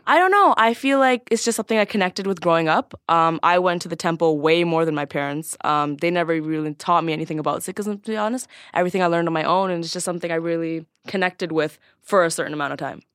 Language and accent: English; Scarborough, Ontario, Canada; I was born and raised in Scarborough, which is a pretty ghetto little suburb